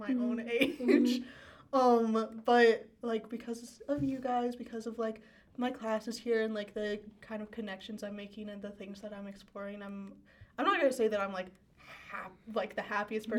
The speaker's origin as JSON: {"language": "English", "town": "Denver", "region": "Colorado", "country": "United States", "said": "I'm from Denver"}